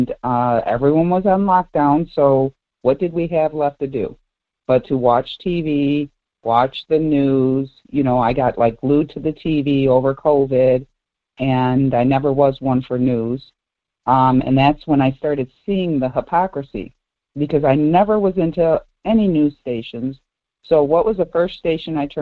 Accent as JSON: {"language": "English", "town": "Detroit", "region": "Michigan", "country": "United States", "tie": "born or raised there", "said": "I grew up in Southwest Detroit"}